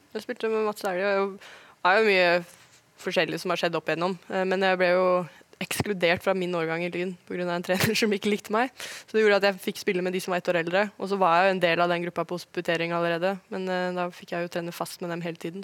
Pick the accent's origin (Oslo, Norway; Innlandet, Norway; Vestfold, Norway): Oslo, Norway; moved away as an adult; also born or lived in Germany / Sweden; now in Wolfsburg, Germany; Jeg er jo født og oppvokst på Ullevål